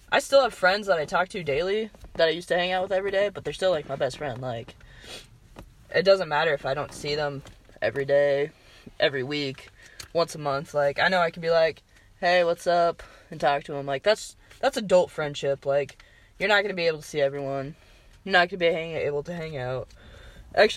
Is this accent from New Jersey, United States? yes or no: no; Southwest Iowa, United States; also born or lived in Des Moines, Iowa; we're from Southwest Iowa.